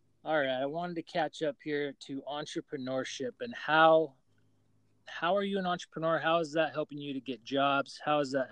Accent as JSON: {"language": "English", "town": "Salt Lake City", "region": "Utah", "country": "United States", "tie": "born or raised there", "also_born_or_lived": "Seattle, Washington", "moved": "as an adult", "lives_now": "Austin, United States", "said": "I'm originally from Salt Lake City, Utah, and grew up there"}